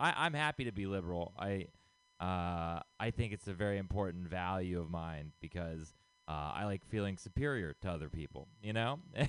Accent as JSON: {"language": "English", "region": "Texas", "country": "United States", "moved": "yes", "lives_now": "San Francisco, United States", "said": "I am not from here originally. I moved here from Texas. And, you know, being from a place that conservative, I was like, San Francisco is going to be super liberal"}